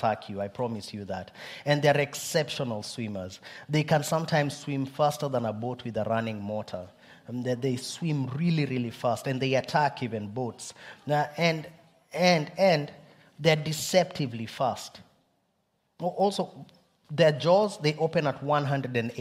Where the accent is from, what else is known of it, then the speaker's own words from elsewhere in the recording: Kenya; I'm Kenyan, but two, also, it's because it's where my people come from